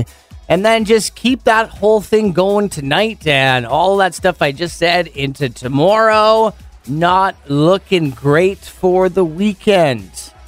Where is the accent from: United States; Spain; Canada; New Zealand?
Canada; Penticton, British Columbia; growing up in Penticton, or it's like an arcade, and it was at the opposite end of town where I was from, so it was like the Skaha end.